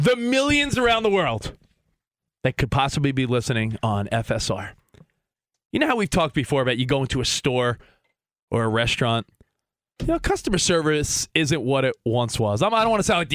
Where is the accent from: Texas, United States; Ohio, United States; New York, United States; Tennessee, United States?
New York, United States; now in Los Angeles, United States; I'm a New Yorker originally